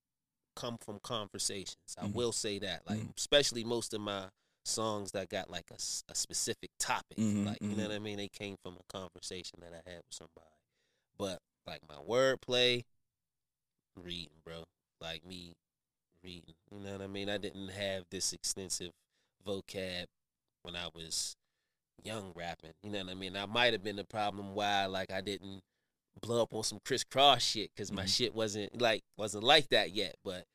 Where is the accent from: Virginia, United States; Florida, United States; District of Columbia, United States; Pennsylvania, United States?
Pennsylvania, United States; Wilkinsburg; I'm from Wilkinsburg. You know, mm-hmm. I grew up, born and raised in Wilkinsburg. You know what I mean? Pittsburgh, you know, my family, they my people.